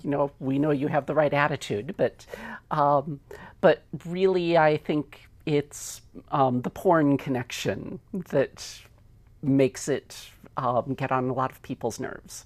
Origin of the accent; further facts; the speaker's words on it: United States; I am an American also